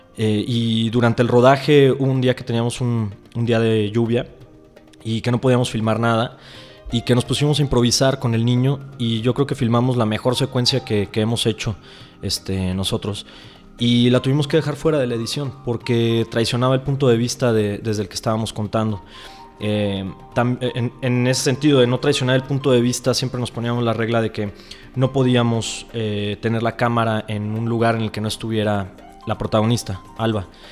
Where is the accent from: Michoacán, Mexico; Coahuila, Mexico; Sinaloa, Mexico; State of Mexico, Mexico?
Michoacán, Mexico; Uruapan; en Uruapan, Michoacán, eh, que es de donde, donde yo nací y crecí